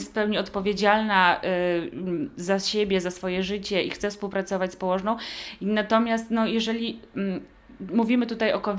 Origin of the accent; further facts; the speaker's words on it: Poland; also born or lived in Łomianki; Poród domowy w naszym kraju jest y, całkowicie legalną formą no, porodu tak naprawdę